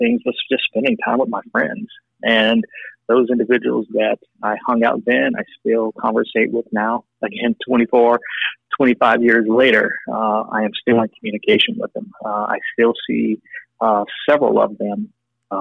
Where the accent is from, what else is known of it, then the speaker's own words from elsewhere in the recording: St. Louis, Missouri, United States; I grew up in St. Louis